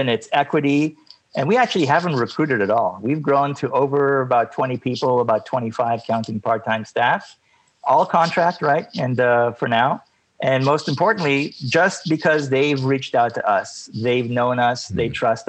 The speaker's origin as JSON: {"language": "English", "country": "Canada", "also_born_or_lived": "United States", "said": "I'm Canadian by nature, but, you know, I'm sort of, you know, trans-border, if you will. And I work and live on both sides"}